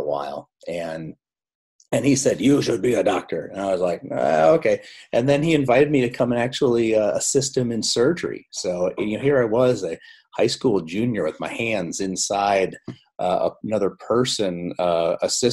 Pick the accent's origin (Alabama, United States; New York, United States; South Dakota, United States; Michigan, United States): South Dakota, United States; I grew up, I'm a dairy farm boy from South Dakota. And so I grew up on a dairy farm